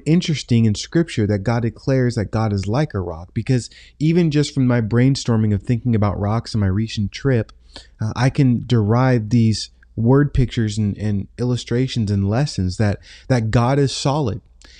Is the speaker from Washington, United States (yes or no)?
yes; Tacoma, Washington, United States; I grew up in Tacoma, Washington.